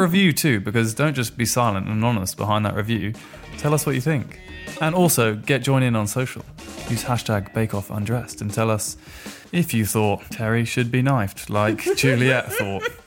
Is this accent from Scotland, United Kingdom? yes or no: no; Norfolk, East of England, United Kingdom; I'm from Norfolk